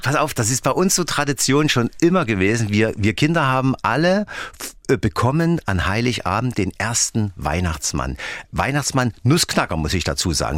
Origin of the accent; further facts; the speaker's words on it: Dresden, Saxony, Germany; Ich bin ja in Dresden aufgewachsen